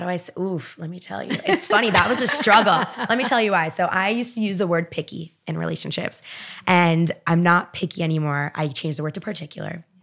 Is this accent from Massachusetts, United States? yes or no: no; Miami, Florida, United States; I'm from Miami, born and raised